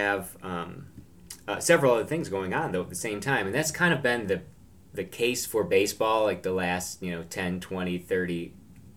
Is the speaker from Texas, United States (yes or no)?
no; Binghamton, New York, United States; moved away as an adult; now in Washington, D.C. area, United States; my hometown, Binghamton, New York